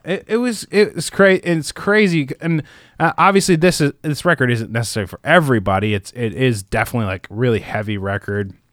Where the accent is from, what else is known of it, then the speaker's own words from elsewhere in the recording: Midwest, United States; I grew up in the Midwest